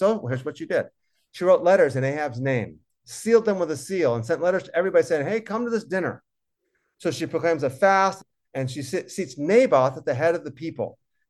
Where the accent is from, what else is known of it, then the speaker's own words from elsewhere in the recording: California, United States; also born or lived in Boston / Philadelphia; I was born in Boston. I moved to California when I was 3.5 years old. So I don't have ties to the land at all. It was easy for me to go back to Philadelphia for 5 years to work on my PhD.